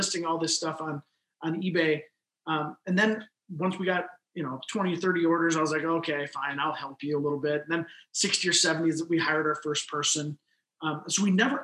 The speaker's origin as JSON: {"language": "English", "region": "Midwest", "country": "United States", "also_born_or_lived": "Mankato, Minnesota", "lives_now": "Sioux Falls, United States", "said": "we're from the Midwest"}